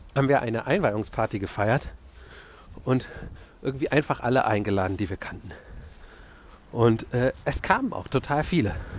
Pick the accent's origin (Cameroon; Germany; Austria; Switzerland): Germany; Wiesbaden, Hesse; moved away as an adult; also born or lived in Stuttgart; now in Berlin, Germany; Da habe ich so halb in Stuttgart und halb in meiner Heimatstadt Wiesbaden gewohnt